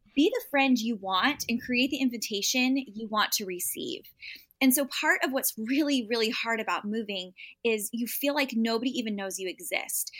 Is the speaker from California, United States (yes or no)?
yes; San Diego, California, United States; born or raised there; moved away as an adult